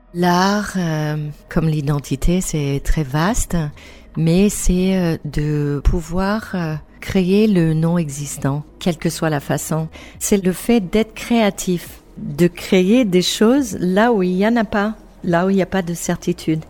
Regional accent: New England, United States; French is a second language; moved away as an adult; also born or lived in Basque Country, France; now in France; en Nouvelle-Angleterre, d'où je viens

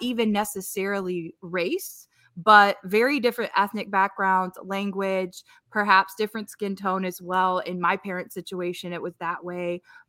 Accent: Northern Indiana, United States; I grew up in Northern Indiana.

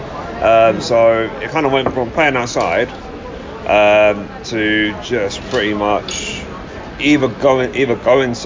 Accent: London, United Kingdom; I grew up in London, man. I'm a city boy through and through.

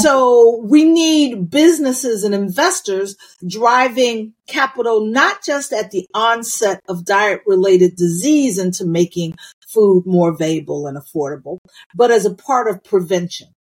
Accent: United States; I was born in the United States of America

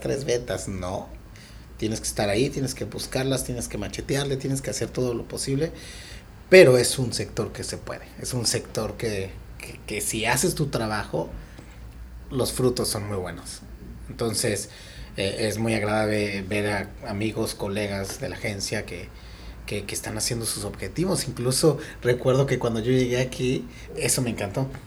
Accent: Mexico City, Mexico; moved away as an adult; now in Tulum, Mexico; vengo de la Ciudad de México

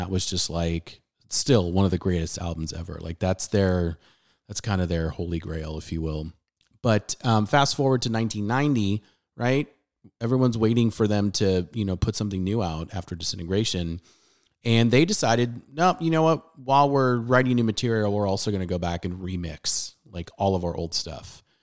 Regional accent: San Diego, California, United States; I'm playing a lot of tracks that I listened to growing up in San Diego on local radio station 91X

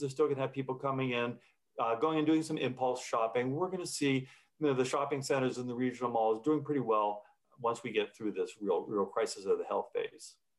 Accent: United States; as an American

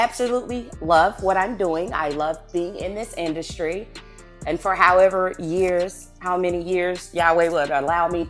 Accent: Newberry, South Carolina, United States; accent: southern; now in Killeen, Texas, United States; I'm from a little place called Newberry, South Carolina.

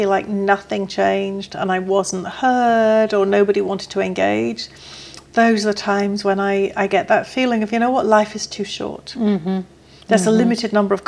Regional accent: England, United Kingdom; I am English

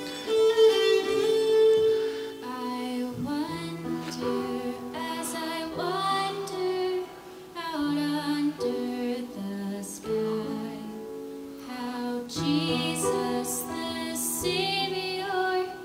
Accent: Appalachian Mountains, United States; Barbara and I hail from the Appalachian Mountains. We're hillbillies. We grew up in those hills.

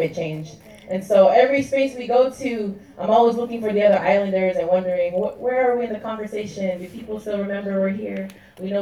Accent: California, United States; California, which is where I'm from

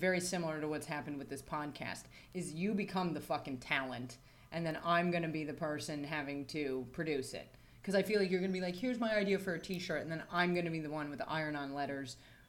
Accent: United States; moved away; I'm from America

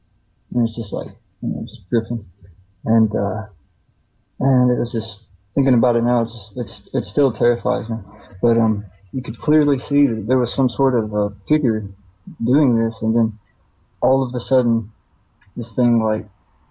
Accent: the South, United States; I'm from the South

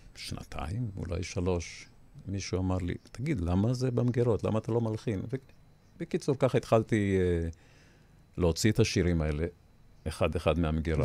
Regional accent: Beit Hillel, Northern District, Israel; also born or lived in Petah Tikva / Yavne; now in Ness Ziona, Israel; אני גדלתי במושב בית הלל, בצפון הארץ

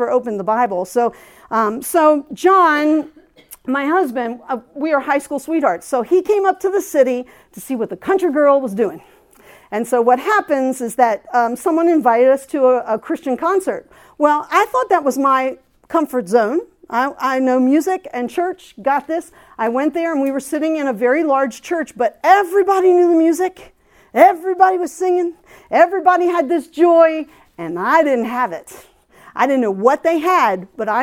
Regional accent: Pennsylvania, United States; moved away as an adult; now in the South, United States; I was from Pennsylvania.

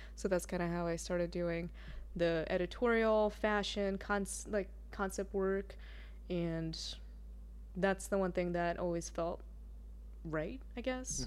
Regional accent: Russia; moved away; I grew up in Russia. I'm Russian

